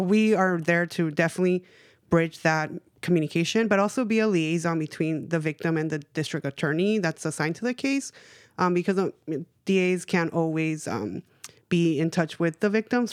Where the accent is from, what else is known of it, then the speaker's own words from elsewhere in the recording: Los Angeles, California, United States; moved away; also born or lived in Bay Area; I grew up in East L